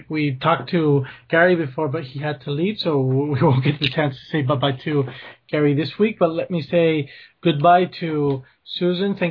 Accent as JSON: {"language": "English", "town": "Leganés", "region": "Community of Madrid", "country": "Spain", "tie": "born or raised there", "said": "my hometown Leganés"}